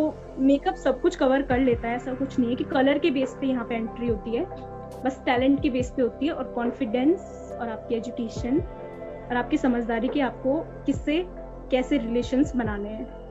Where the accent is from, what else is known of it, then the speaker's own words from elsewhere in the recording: Pauri Garhwal, Uttarakhand, India; moved away; मैं पौड़ी गढ़वाल से हूँ तो मेरी पौड़ी गढ़वाल में बारिश वैसे कम होती है